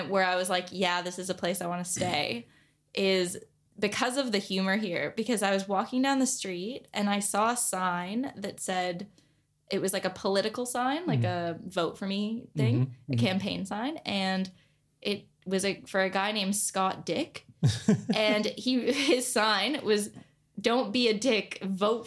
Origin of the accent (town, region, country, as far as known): Canada; moved away as an adult; now in Australia